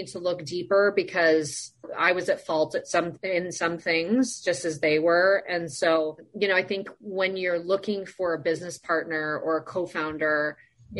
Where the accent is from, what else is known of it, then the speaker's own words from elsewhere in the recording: Sun Valley, Idaho, United States; I grew up in Sun Valley, Idaho.